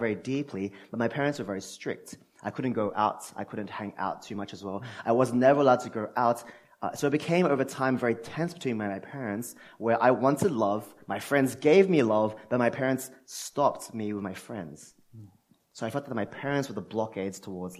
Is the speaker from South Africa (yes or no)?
no; Sydney, New South Wales, Australia; moved away as an adult; now in Melbourne, Australia; I'm from Sydney, came down to the best city in the world a few months ago